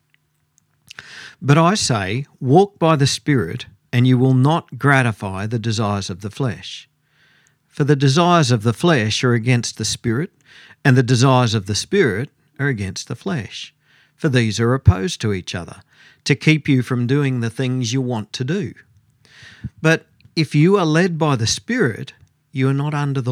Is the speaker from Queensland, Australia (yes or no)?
yes; Goondiwindi, Queensland, Australia; my hometown's Gundawindi, and we lived about half an hour out of town